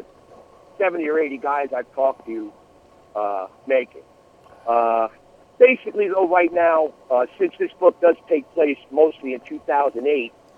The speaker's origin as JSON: {"language": "English", "region": "New York", "country": "United States", "tie": "born or raised there", "said": "I grew up in New York. I used to drive up to Sagamore Hill every chance I got"}